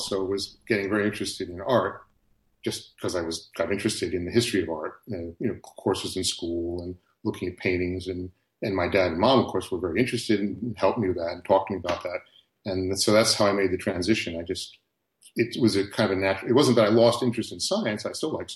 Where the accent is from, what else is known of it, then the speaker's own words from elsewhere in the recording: the Philadelphia suburbs, Pennsylvania, United States; where my parents started off when I was a kid was just a very typical suburban neighborhood